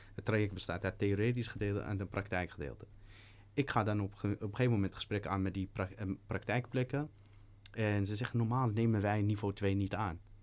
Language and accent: Dutch; Amsterdam, North Holland, Netherlands; Ik ben opgegroeid in Slotenvaart vanaf mijn dertiende